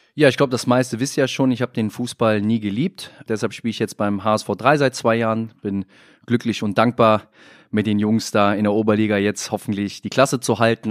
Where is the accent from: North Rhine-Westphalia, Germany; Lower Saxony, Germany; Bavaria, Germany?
North Rhine-Westphalia, Germany; Mönchengladbach; moved away as an adult; now in Hamburg, Germany; weiß ich, wo ich herkomme, bin auch gerne in Mönchengladbach, Lürrip bei meiner Tante in der Kneipe mit meinen alten Weggefährten